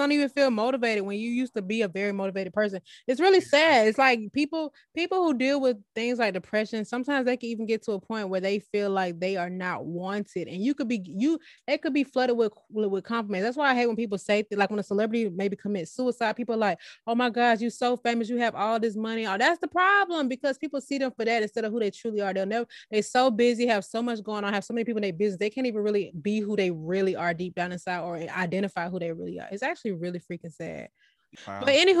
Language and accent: English; the South, United States; I don't really know since I'm from the South too.